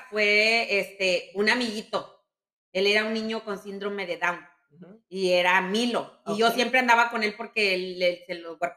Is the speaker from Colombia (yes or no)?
no; Mexico; de que nos vinimos de México, y en la iglesia, pues estaba Esther y estaba Marlene.